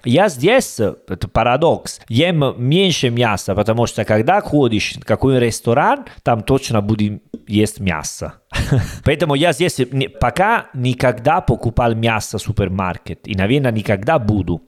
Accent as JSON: {"language": "Russian", "country": "Italy", "second_language": "Russian", "moved": "yes", "lives_now": "Uzbekistan", "said": "я итальянец"}